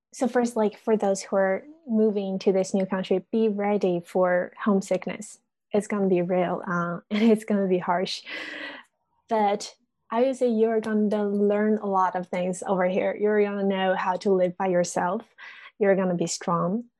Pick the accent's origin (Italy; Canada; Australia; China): China; English is a second language; moved away as an adult; now in United States; I'm always back in China